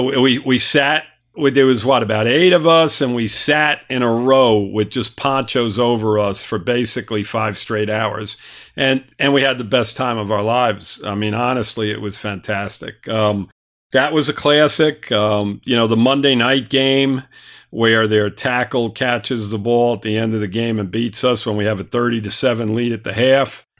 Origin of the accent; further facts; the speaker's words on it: New York, United States; moved away; I'm a New Yorker